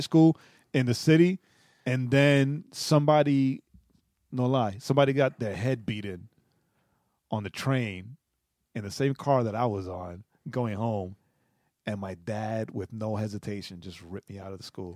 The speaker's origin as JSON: {"language": "English", "town": "New York City", "region": "New York", "country": "United States", "tie": "born or raised there", "moved": "yes", "said": "being born and raised in New York City"}